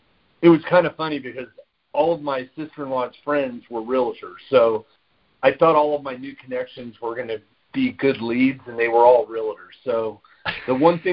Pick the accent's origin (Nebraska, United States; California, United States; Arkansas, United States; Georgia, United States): California, United States; Southern; moved away as an adult; also born or lived in Washington, D.C. metro area; Yeah, so I actually was born and raised in Southern California and went into the military when I was 18 years old.